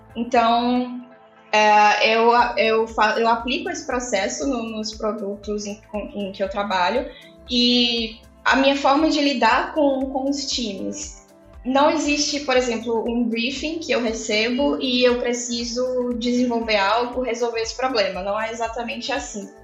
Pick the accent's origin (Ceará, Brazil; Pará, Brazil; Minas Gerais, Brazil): Ceará, Brazil; Fortaleza; Eu sou de Fortaleza, né? Não, não mencionei isso, mas eu sou de Fortaleza, moro em Fortaleza.